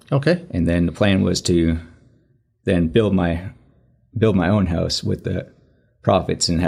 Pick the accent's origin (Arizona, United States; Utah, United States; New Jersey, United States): Arizona, United States; Phoenix; also born or lived in New River, Arizona; now in Prescott, United States; I grew up down in Phoenix, and then I moved to New River uh, about three and a half years before I got hired.